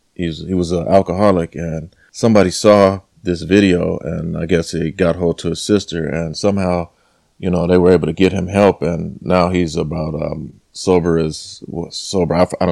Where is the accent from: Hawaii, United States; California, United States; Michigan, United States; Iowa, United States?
California, United States; Los Angeles; I've come from, I'm from South Central LA, and a lot of my friends, you know, we weren't supposed to make it past 18. I'm 43 years old